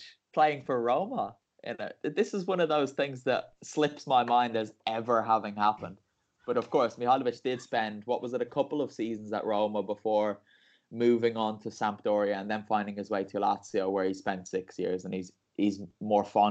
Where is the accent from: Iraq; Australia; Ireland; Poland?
Ireland; now in Parma, Italy; me as an Irishman, because I speak English